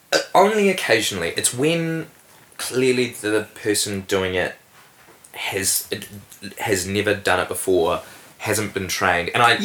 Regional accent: Invercargill, Southland, New Zealand; because I grew up in Invercargill and I had lots of fantastic opportunities there, particularly with acting

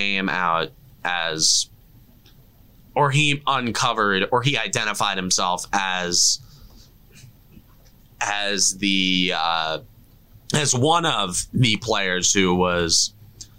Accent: United States; we're American

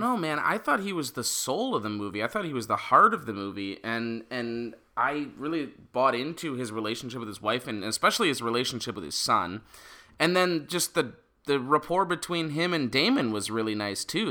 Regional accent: Detroit, Michigan, United States; we're from Metro Detroit

